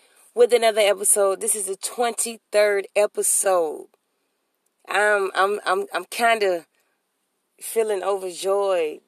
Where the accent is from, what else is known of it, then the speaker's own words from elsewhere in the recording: Alabama, United States; I'm from Alabama. Alabama